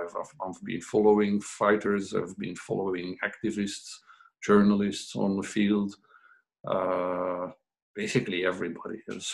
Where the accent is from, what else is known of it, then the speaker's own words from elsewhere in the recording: Belgium; But then if we go to Morocco, they see us as Belgians, where we also don't fit in because we grew up in Belgium.